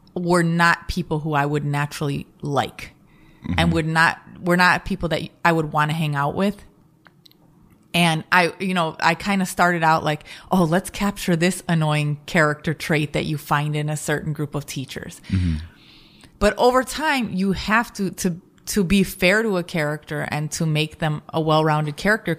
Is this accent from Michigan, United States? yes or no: no; Chicago, Illinois, United States; I'm from the Midwest also. I'm from Chicago